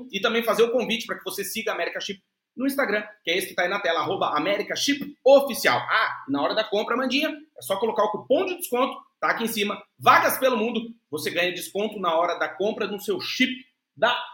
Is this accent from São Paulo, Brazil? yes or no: no; Santa Catarina, Brazil; now in Portugal; sou catarinense.